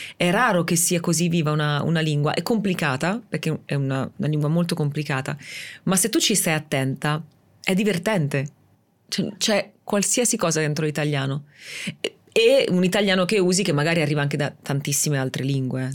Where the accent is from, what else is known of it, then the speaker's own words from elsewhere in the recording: Rimini, Emilia-Romagna, Italy; sono di Rimini